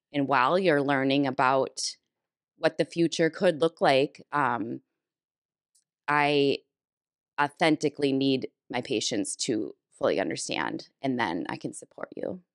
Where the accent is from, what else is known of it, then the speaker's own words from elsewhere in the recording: Minnesota, United States; being a Minnesotan my whole life and a cabin goer